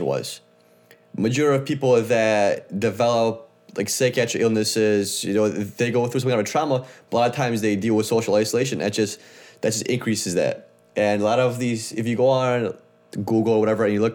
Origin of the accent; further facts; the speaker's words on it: Chicago, Illinois, United States; now in California, United States; we grew up in the Midwest